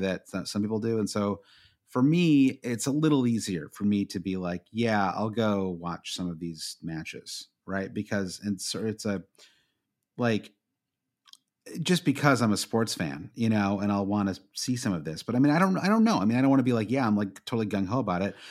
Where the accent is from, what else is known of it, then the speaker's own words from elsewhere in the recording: United States; as an American